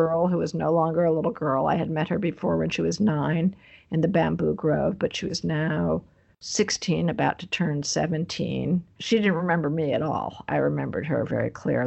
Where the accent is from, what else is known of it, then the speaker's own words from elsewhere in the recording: New York, United States; I'm from New York. I grew up on the East Coast